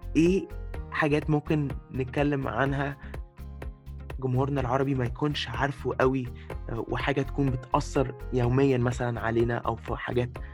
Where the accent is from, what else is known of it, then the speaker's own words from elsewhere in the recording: Egypt; زي ما احنا بنقول في مصر